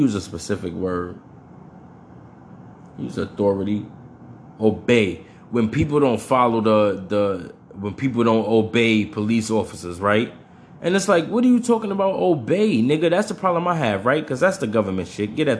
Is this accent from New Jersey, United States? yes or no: no; New York, United States; I'm from New York